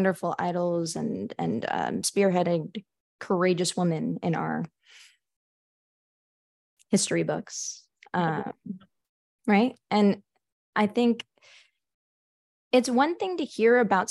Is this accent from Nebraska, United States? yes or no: no; Edison, New Jersey, United States; I'm originally from Edison, New Jersey